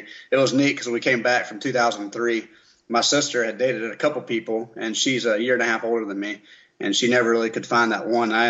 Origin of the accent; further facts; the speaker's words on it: Columbia, South Carolina, United States; I was raised in South Carolina, right here in Columbia. So born and raised